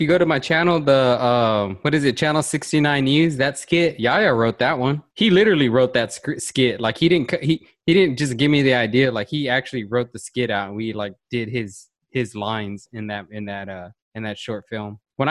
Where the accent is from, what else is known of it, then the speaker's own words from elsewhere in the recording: Lockhart, Texas, United States; since I am from there, and you grow up with and you have the family and you grow up with the people that and everyone knows everyone and you're all interconnected